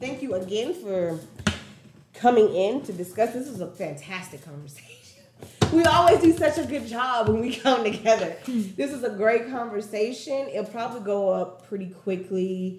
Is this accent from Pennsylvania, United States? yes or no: no; Nashville, Tennessee, United States; if I go out of town and a nigga tell me some, oh, you're from Nashville